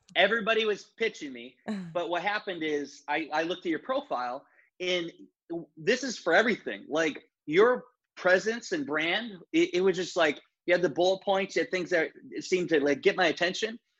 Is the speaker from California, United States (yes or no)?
no; Northeast Iowa, United States; moved away as an adult; now in Edina, United States; I grew up in Northeast Iowa